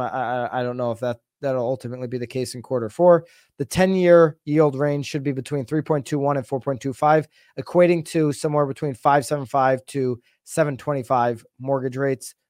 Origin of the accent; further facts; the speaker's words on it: Naples, Florida, United States; I'm here in, uh, in the, in my hometown in Naples, Florida